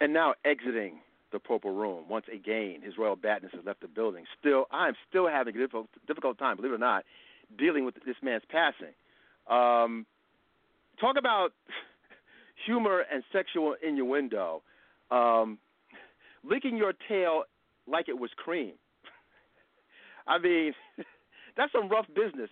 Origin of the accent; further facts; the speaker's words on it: United States; we're black Americans